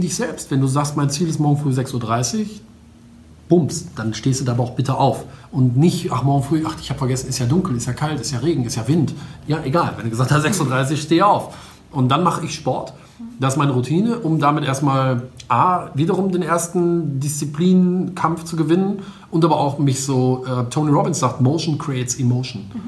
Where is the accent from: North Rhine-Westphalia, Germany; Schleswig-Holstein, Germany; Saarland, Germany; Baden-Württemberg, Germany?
North Rhine-Westphalia, Germany; Wuppertal; now in Düsseldorf, Germany; ich komme aus, ähm, eigentlich aus Wuppertal, wohne aber in Düsseldorf